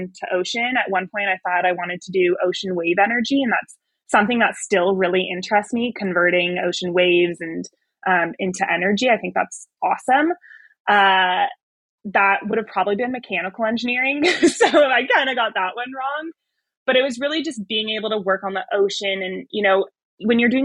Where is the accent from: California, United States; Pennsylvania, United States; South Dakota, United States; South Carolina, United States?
California, United States; Bay Area; moved away as an adult; I grew up in the Bay Area along the Pacific coast